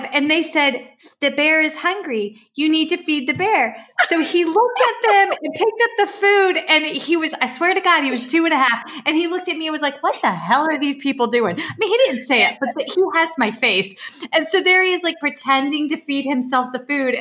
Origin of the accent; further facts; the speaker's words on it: Virginia, United States; moved away as an adult; also born or lived in South Carolina; I grew up in Virginia, moved to South Carolina and worked there